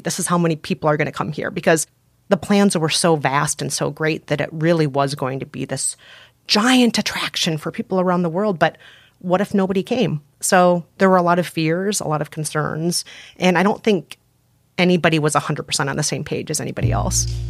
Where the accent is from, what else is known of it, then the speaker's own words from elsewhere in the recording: Bloomington, Minnesota, United States; I grew up primarily in Bloomington, Minnesota